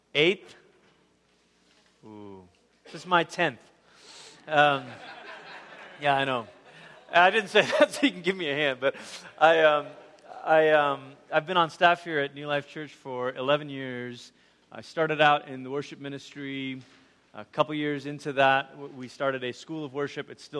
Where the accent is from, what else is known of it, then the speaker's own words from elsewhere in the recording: Malaysia; moved away; I grew up in Malaysia, which you know, is about as far as you can go on the other side of the world before you start coming back around.